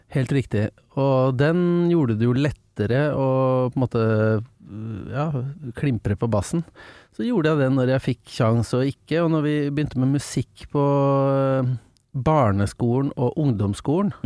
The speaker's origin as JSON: {"language": "Norwegian", "town": "Engelsviken", "region": "Østfold", "country": "Norway", "said": "Jeg er ja. fra Engelsviken, som er eh, en eh, forblåst knatt rett utafor Fredrikstad"}